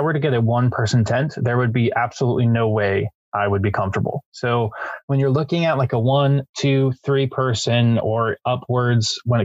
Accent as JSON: {"language": "English", "town": "San Diego", "region": "California", "country": "United States", "said": "we're from San Diego"}